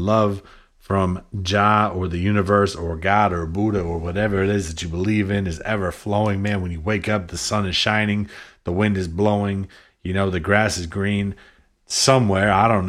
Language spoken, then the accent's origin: English; New Hampshire, United States; Mount Washington, dude. I'm definitely from New Hampshire.